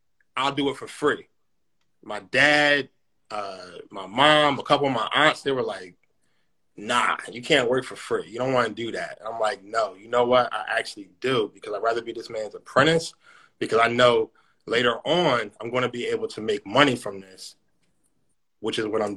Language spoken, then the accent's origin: English; Philadelphia, Pennsylvania, United States; now in Sicklerville, United States; I'm originally from Philadelphia, PA. I now reside in Cyclaville, New Jersey